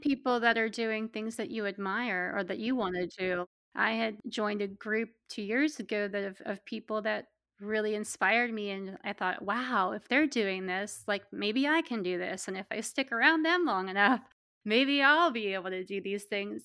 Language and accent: English; Pennsylvania, United States; also born or lived in Pittsburgh, Pennsylvania; I'm from Pennsylvania, and I live in central Pennsylvania now, but I lived in the western part of the state for about ten years in Pittsburgh